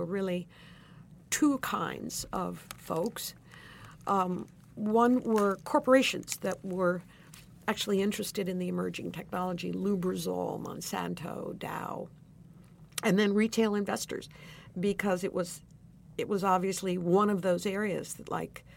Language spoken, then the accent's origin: English; Bergen County, New Jersey, United States; I grew up in New Jersey in Bergen County when it was bucolic and wonderful